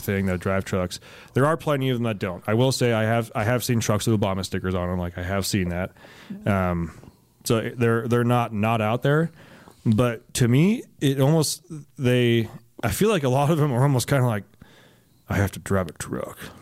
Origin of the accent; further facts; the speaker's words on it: Alameda, California, United States; moved away; also born or lived in San Jose; I grew up, for the most part, in Alameda. It is an island in the San Francisco Bay, right next to Oakland